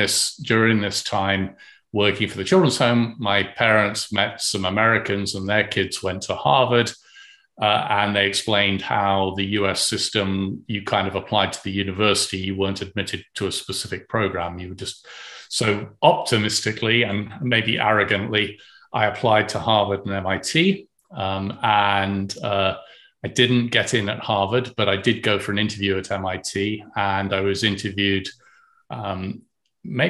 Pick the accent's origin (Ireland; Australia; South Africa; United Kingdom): United Kingdom; moved away; when I went to school in the UK, I went to King Edward School